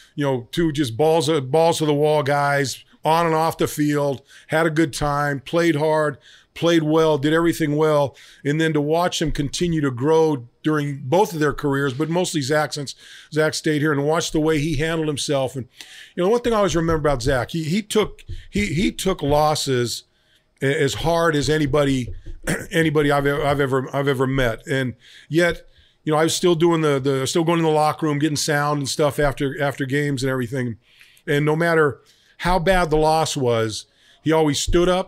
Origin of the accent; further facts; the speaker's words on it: Bay Area, California, United States; I grew up in the Bay Area